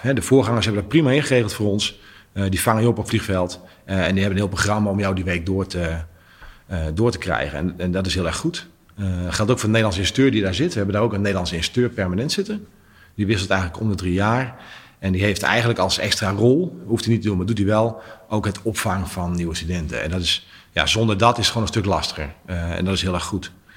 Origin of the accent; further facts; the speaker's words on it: Netherlands; als Nederlanders